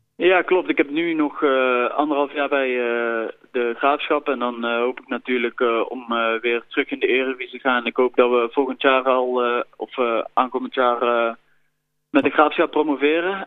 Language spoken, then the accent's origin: Dutch; Schaijk, North Brabant, Netherlands; Ik ben in Schaik geboren